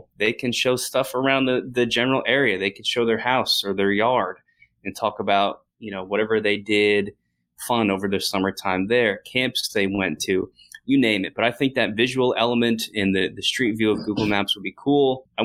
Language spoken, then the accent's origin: English; New Jersey, United States; I grew up in New Jersey.